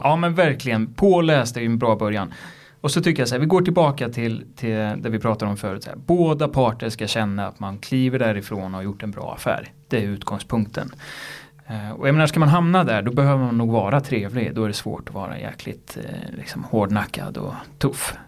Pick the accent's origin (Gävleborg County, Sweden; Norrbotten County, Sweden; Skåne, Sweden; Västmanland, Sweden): Gävleborg County, Sweden; Gävle; Gävle där jag kommer ifrån